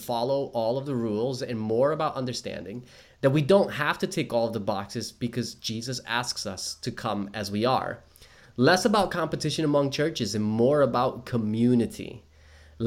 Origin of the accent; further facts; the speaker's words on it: New Jersey, United States; moved away as an adult; now in Australia; I am from New Jersey